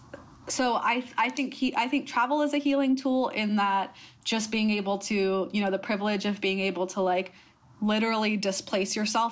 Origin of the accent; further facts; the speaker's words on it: United States; accent: American; I was actually born and raised in America